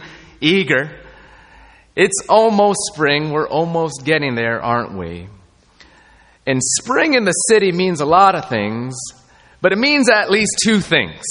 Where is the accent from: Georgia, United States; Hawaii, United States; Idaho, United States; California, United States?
California, United States; Southern; moved away; I grew up in Southern California